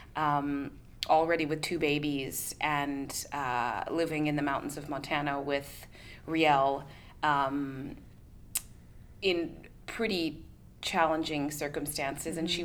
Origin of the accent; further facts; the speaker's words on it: Canada; being Canadian